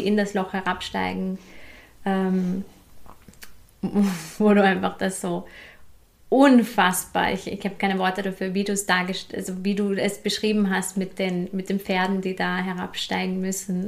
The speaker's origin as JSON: {"language": "German", "town": "Hinterbrühl", "region": "Lower Austria", "country": "Austria", "said": "ich komme ja auch aus der Hinterpol"}